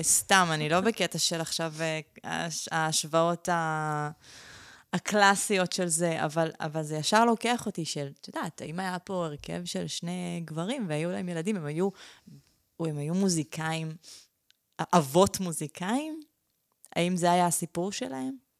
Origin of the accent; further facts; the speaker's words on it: Israel; אני נולדתי בארץ